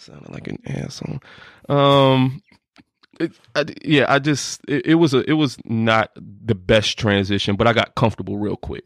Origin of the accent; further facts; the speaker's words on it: Norfolk, Virginia, United States; also born or lived in Chesapeake; I'm from Norfolk. Uh, I went to two high schools. I went to Maury High School and I went to Deep Creek High School.